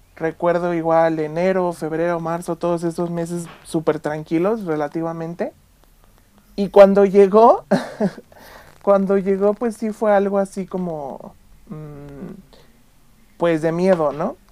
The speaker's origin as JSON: {"language": "Spanish", "country": "Mexico", "said": "no tenemos nosotros como mexicanos la costumbre de usar un cubrebocas"}